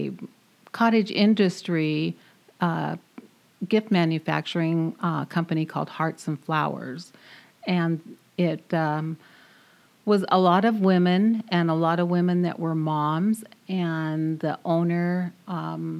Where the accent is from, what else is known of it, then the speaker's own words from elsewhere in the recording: Arlington, Washington, United States; also born or lived in Marysville, Washington; I grew up in Arlington, Washington, not too far from here